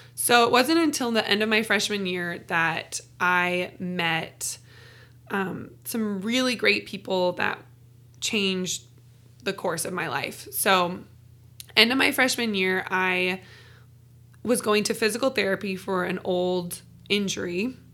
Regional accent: Renton, Washington, United States; moved away as an adult; I'm originally from Renton, Washington, Seattle, born and raised

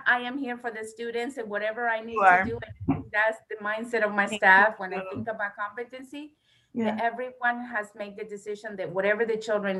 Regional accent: Florida, United States; I came from Florida. I came 2 years ago.

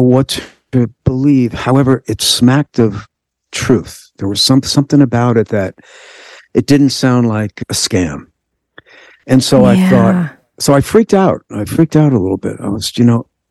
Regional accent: New York metropolitan area, United States; I'm from the New York metropolitan area

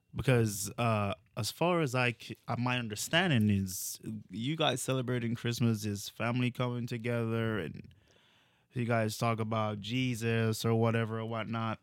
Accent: Jamaica; now in United States; where are you from? I'm like, Jamaica.

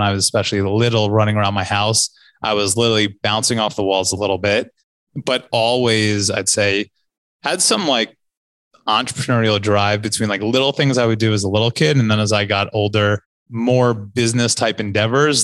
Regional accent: Livingston, New Jersey, United States; also born or lived in San Francisco; now in New York, United States; I'm from New Jersey

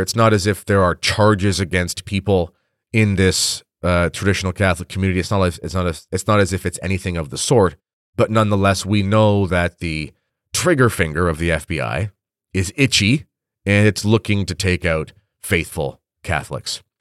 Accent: Canada; I'm a Canadian

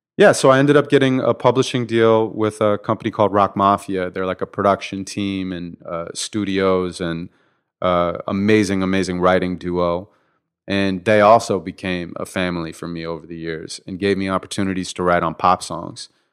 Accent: Santa Monica, California, United States; born and raised in Santa Monica

